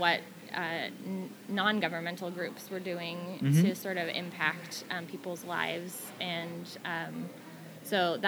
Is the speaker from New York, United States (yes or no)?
no; Sierra Valley, Northern California, United States; moved away as an adult; also born or lived in Bay Area, California; now in Seattle, United States; my brother and I, we grew up in Northern California